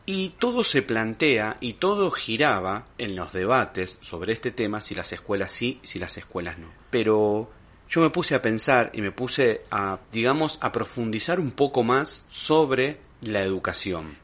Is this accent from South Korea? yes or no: no; Argentina; como pueblo argentino